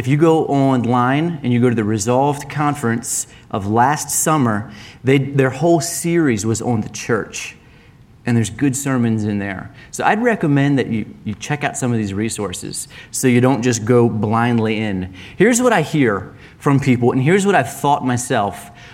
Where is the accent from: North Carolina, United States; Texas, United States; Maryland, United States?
Maryland, United States; moved away as an adult; now in Bozeman, United States; we came from Maryland to Bozeman 6 years ago